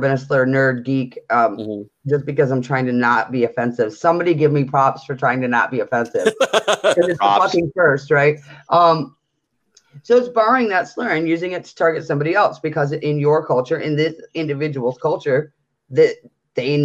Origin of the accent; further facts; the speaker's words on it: just outside of Detroit, Michigan, United States; I grew up in just outside of Detroit